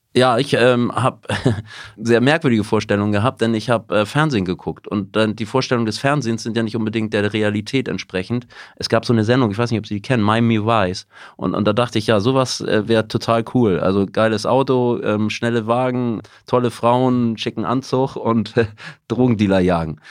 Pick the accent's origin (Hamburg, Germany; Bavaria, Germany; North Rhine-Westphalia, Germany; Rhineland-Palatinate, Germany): Hamburg, Germany; also born or lived in United States; war auf dem Gymnasium Blankenese in einem sehr guten Viertel in Hamburg